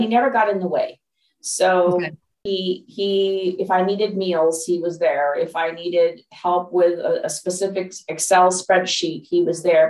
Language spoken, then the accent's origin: English; Los Angeles, California, United States; born or raised there; moved away as an adult; also born or lived in Dallas, Texas; now in Pacific Northwest, United States